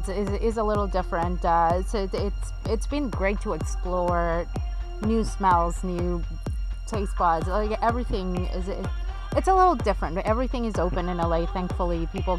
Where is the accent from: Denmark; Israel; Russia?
Israel; also born or lived in Mexico City, Mexico; Born in Mexico City, raised in Israel, then moved all over the world. My heritage is European for the most part.